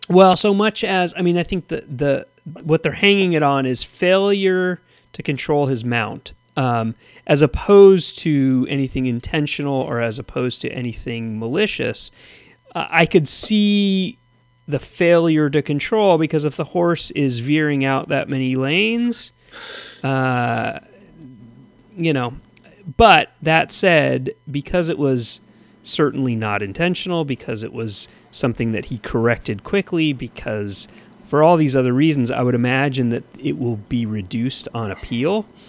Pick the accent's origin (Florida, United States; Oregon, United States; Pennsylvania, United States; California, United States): California, United States; Thousand Oaks; when I grew up in Thousand Oaks